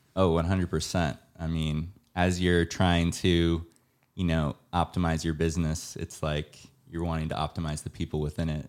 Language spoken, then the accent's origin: English; San Diego, California, United States; now in Los Angeles, United States; I'm from San Diego